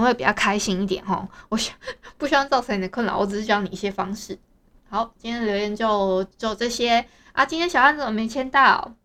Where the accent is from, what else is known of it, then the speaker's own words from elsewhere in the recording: Hualien County, Taiwan; 我们花莲这边啊，其实有蛮多的所谓的猫友大队